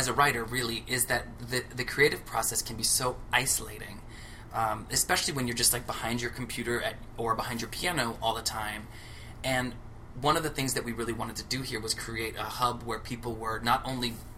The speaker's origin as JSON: {"language": "English", "town": "Laguna Beach", "region": "California", "country": "United States", "tie": "born or raised there", "also_born_or_lived": "Orange County, California / Santa Cruz, California / Riverside, California / Los Angeles, California", "moved": "as an adult", "lives_now": "New York, United States", "said": "I am from Laguna Beach, California"}